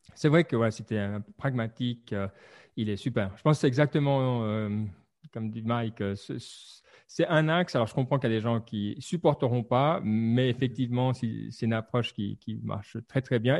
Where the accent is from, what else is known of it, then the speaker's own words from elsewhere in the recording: Lausanne region, Vaud, Switzerland; Suisse, la région de Lausanne.